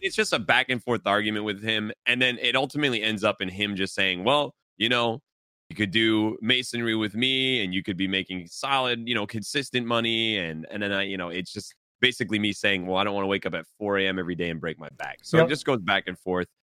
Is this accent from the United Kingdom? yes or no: no; New England, Massachusetts, United States; We're born and raised in New England